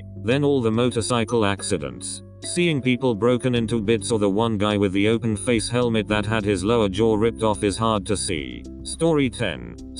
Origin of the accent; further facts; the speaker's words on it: England, United Kingdom; I grew up in England in a place that's about as rural as it gets there.